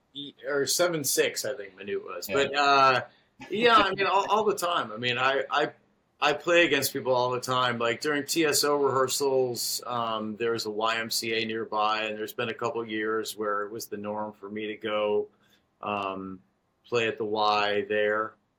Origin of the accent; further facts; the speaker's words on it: Chicago, Illinois, United States; I grew up in Chicago, so I'm a Chicago fan of Bulls, Cubs, and Bears.